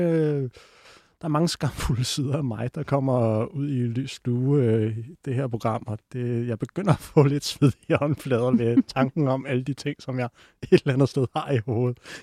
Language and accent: Danish; North Zealand, Capital Region of Denmark, Denmark; Jeg er fra Nordsjælland